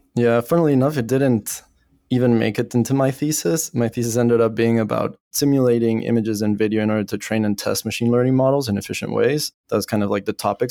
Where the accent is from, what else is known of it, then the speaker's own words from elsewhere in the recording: Bolivia; moved away as an adult; also born or lived in France / Paris / United States; I was born in Bolivia, When I was eighteen, I left for France